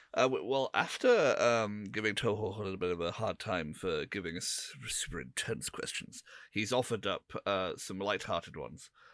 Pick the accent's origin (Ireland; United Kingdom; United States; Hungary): United Kingdom; England; we're all English